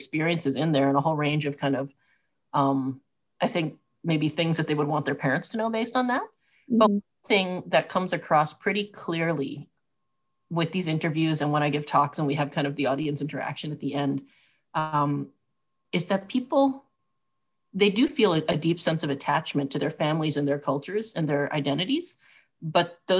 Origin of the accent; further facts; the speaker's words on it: Southwest, United States; I grew up in the Southwest